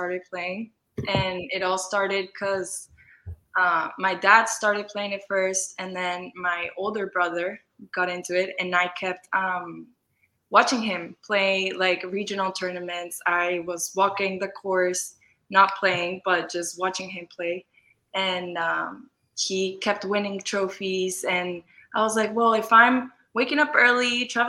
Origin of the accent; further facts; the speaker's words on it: Mexico; moved away as an adult; now in San Antonio, United States; So I grew up in Mexico. And there was really no high school golf there.